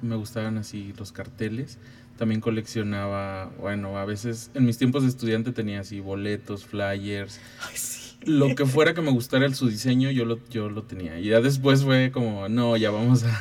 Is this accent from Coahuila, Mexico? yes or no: no; Ciudad Valles, San Luis Potosí, Mexico; moved away as an adult; now in San Luis Potosí, Mexico; yo nací en, Ciudad Valle, soy huasteco.